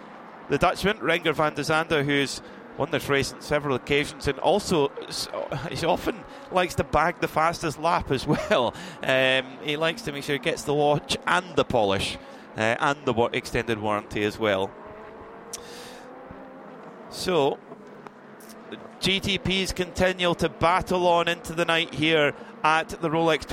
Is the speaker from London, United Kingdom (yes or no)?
no; Scotland, United Kingdom; We call it a body warmer in Scotland